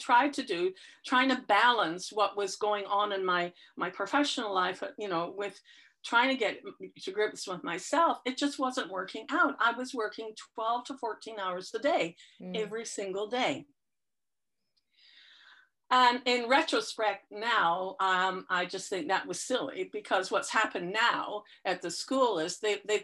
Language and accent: English; United Kingdom; moved away; I'm British by birth